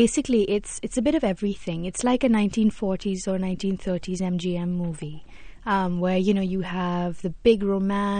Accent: Mumbai, Maharashtra, India; I grew up in Bombay

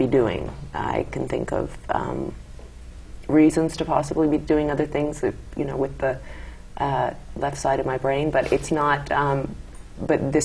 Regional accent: United States; moved away as an adult; also born or lived in England; I grew up in America.

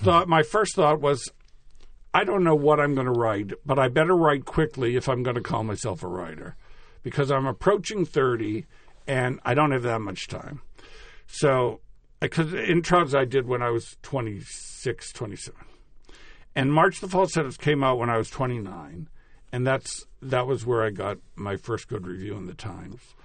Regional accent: Natick, Massachusetts, United States; moved away; Natick, my hometown

